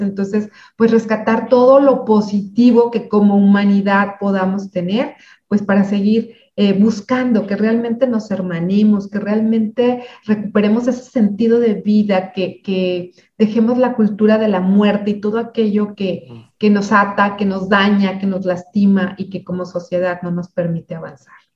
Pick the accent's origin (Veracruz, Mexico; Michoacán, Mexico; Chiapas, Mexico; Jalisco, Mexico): Michoacán, Mexico; a small city in; Yo soy de una ciudad pequeña en, Michoacán, en, México